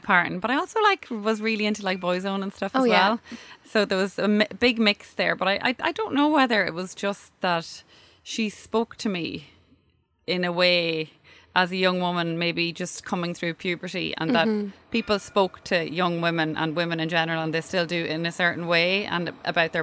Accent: Dundalk, County Louth, Ireland; now in Dublin, Ireland; I'm from Dundalk

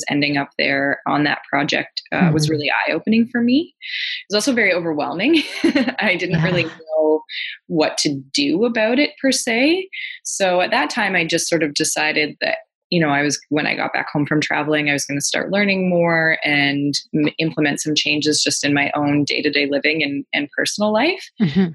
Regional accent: Ontario, Canada; now in Vancouver Island, Canada; I'm from Ontario originally. I now live out on Vancouver Island in BC.

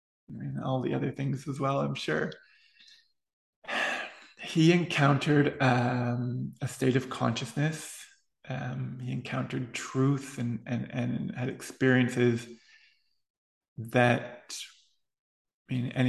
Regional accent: East Coast, United States; I mean, I'm from the East Coast. Hawaii wasn't even on my map, I don't think, being from where I was.

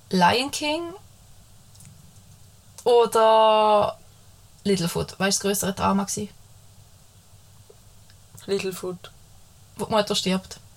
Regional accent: Switzerland; wir sind Schweizer, wir können schleichen zwischen der Grammatik.

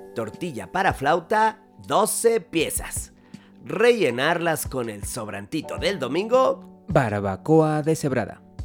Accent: Mexico; somos mexicanos

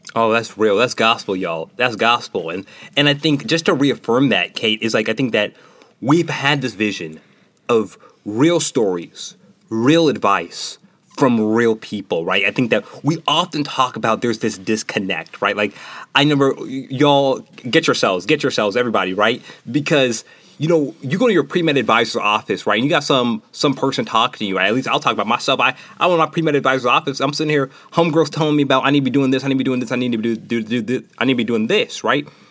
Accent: Nashville, Tennessee, United States; moved away; from Nashville, Tennessee

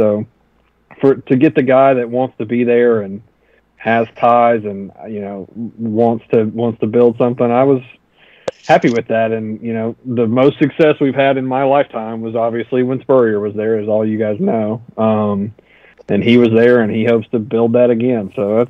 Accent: Charleston, South Carolina, United States; So I grew up in Charleston, South Carolina

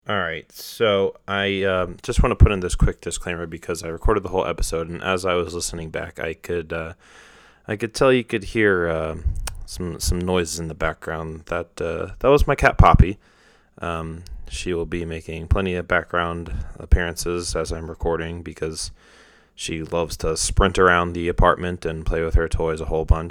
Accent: outside Philadelphia, Pennsylvania, United States; also born or lived in Indiana, Pennsylvania; I grew up kind of outside Philly

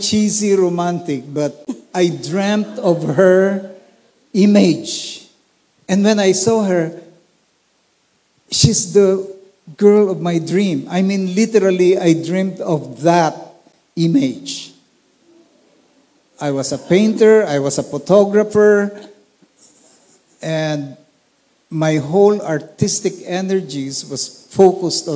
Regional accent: Olongapo, Central Luzon, Philippines; I grew up in Olongapo City

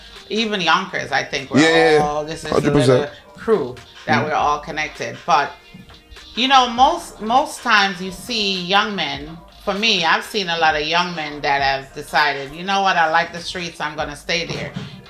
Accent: Jamaica; I'm Jamaican

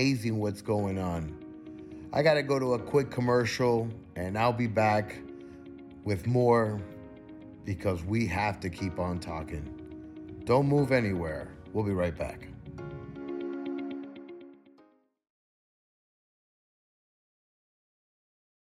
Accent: United States; As an American

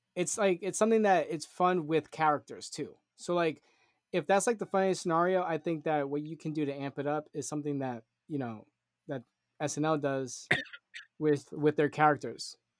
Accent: Puerto Rico; I'm Puerto Rican

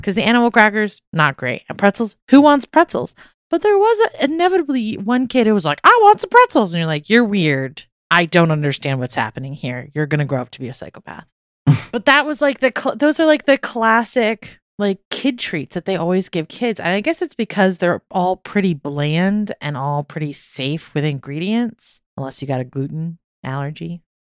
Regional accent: Maryland, United States; Growing up in Maryland

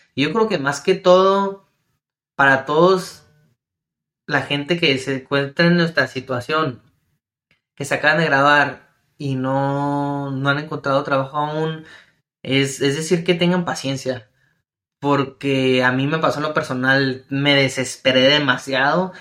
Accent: Ciudad Juárez, Chihuahua, Mexico; Ciudad Juárez, Chihuahua, de donde soy yo

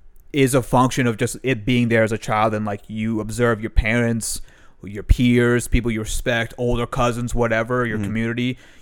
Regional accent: Punjab, Pakistan; I love being like Pakistani Punjabi, for example.

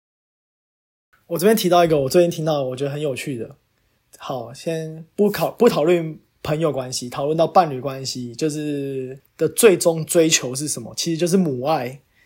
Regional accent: Taiwan; moved away as an adult; now in United States; 我是台湾人，但我在美国，然后在做工作

